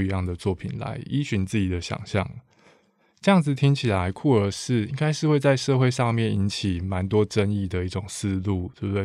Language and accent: Chinese; Taiwan; 身为台湾人